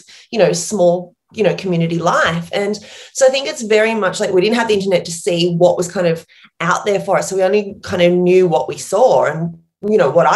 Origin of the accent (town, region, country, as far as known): Port Macquarie, New South Wales, Australia; accent: small town accent; moved away as an adult; also born or lived in New York